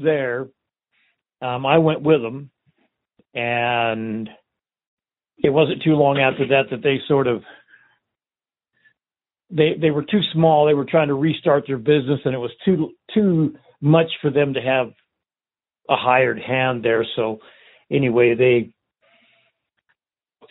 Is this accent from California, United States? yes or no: yes; Southern California, United States; I was born and raised in Southern California for quite a few years